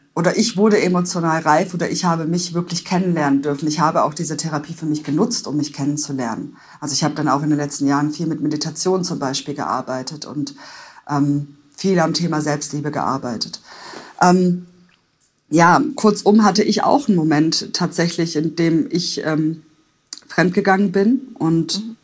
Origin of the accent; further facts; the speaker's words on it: Stuttgart, Baden-Württemberg, Germany; moved away as an adult; also born or lived in Palatinate; in meine Heimat nach Stuttgart